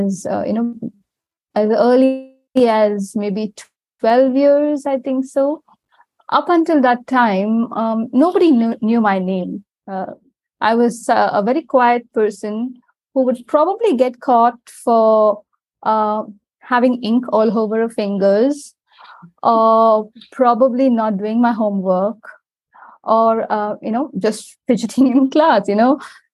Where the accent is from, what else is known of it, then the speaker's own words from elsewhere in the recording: Chennai, Tamil Nadu, India; now in Dubai, United Arab Emirates; I live in the UAE, but I was born and raised in India